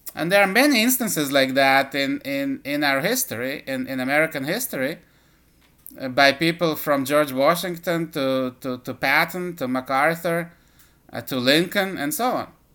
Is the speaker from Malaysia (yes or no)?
no; Israel; moved away as an adult; also born or lived in Soviet Union; now in United States; I uh, was born in the Soviet Union and lived, uh, at least the first half of my life in Israel